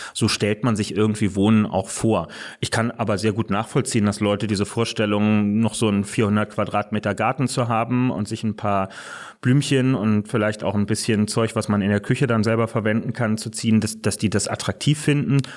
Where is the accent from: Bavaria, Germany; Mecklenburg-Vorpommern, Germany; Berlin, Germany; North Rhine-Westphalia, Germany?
Berlin, Germany; ich lebe nicht nur heute in Berlin, sondern bin auch gebürtiger Berliner und ähm, hier groß geworden